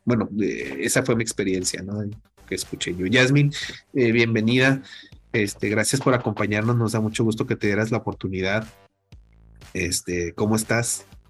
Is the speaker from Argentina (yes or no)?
no; Mexico; como decimos aquí en México